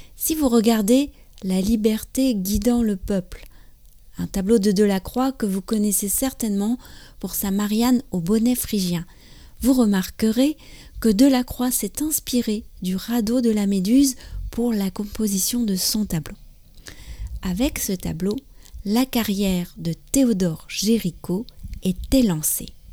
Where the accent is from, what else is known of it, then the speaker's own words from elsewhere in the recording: France; je suis française, j'habite près de Paris